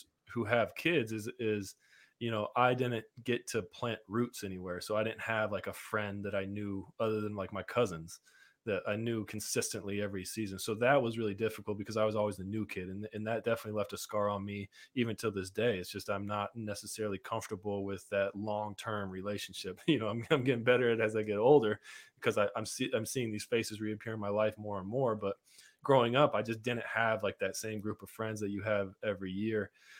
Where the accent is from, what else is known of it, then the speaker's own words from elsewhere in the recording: Montana, United States; born there; also born or lived in Idaho / Seattle; But before that, I was born in Montana. We went to Cleveland, came to Idaho.